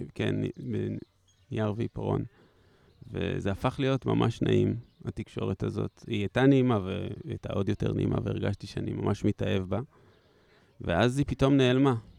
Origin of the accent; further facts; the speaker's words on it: Haifa, Haifa District, Israel; אני מחיפה